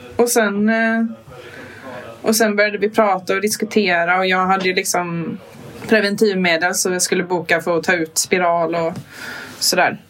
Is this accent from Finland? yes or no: no; Kalmar County, Sweden; jag är från Öland